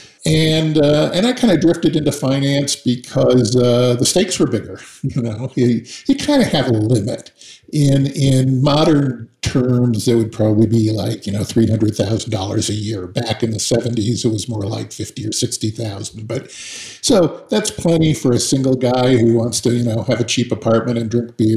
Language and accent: English; Seattle, Washington, United States; I was raised in Seattle